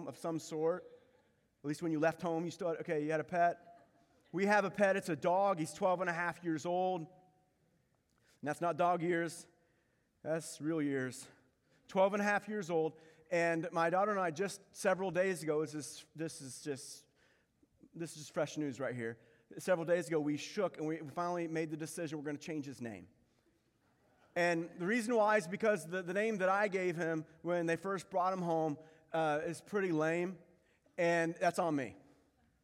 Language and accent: English; Pensacola, Florida, United States; I was born in Pensacola, Florida